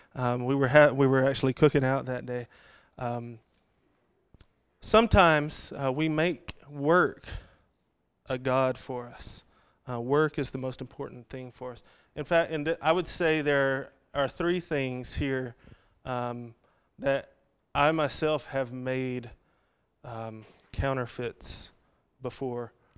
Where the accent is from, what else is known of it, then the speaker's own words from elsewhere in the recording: Texas, United States; I grew up in Texas